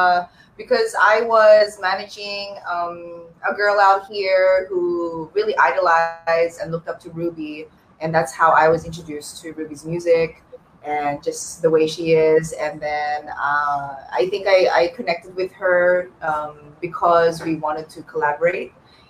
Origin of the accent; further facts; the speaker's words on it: Australia; now in United States; I grew up in Australia. So when I first moved out here